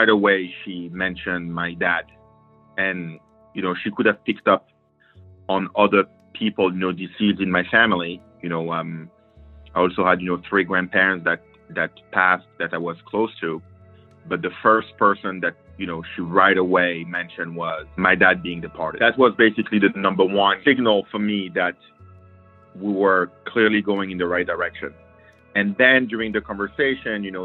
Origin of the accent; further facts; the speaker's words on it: New York, United States; I'm from New York.